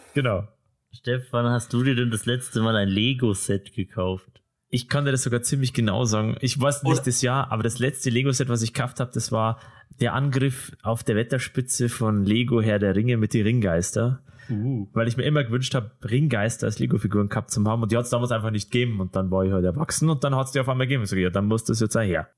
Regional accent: Ismaning, Bavaria, Germany; In East Ismaning, wo ich aufgewachsen bin

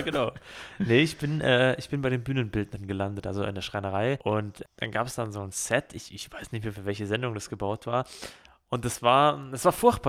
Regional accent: Ismaning, Bavaria, Germany; da, wo ich aufgewachsen bin in Ismaning

